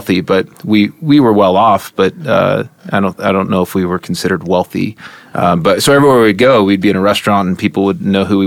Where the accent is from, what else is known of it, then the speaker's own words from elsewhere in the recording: Edmond, Oklahoma, United States; moved away as an adult; now in Colorado, United States; grew up in Oklahoma